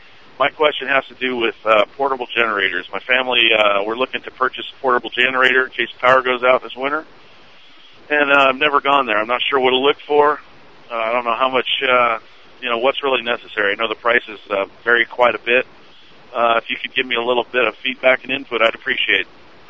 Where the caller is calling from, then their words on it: Los Angeles, California, United States; moved away as an adult; I'm calling from Mount Sterling, Kentucky. I just moved here about 6 months ago from Los Angeles.